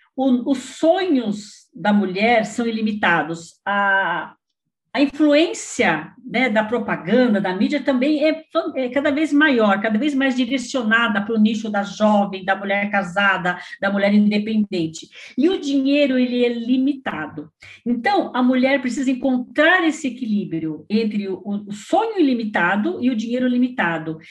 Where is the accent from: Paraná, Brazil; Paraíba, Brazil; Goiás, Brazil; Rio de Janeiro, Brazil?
Paraná, Brazil; moved away as an adult; now in Suzano, Brazil; eu sou paranaense, mas estou aqui em São Paulo já há, há 40 anos